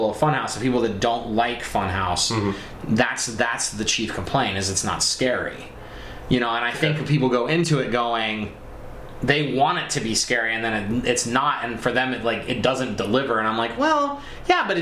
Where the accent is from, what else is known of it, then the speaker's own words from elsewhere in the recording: Colorado near Aspen, United States; I grew up in Colorado near Aspen